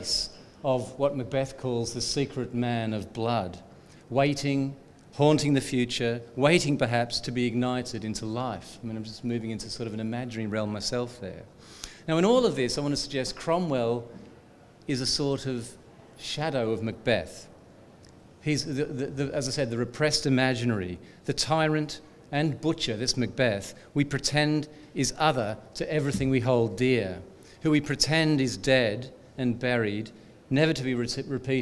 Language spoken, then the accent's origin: English; Australia; as an Australian